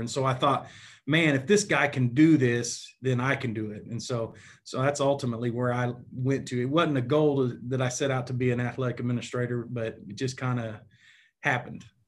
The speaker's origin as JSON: {"language": "English", "town": "Enid", "region": "Oklahoma", "country": "United States", "tie": "born or raised there", "said": "I grew up in Enid, Oklahoma, which is in northwestern part of Oklahoma"}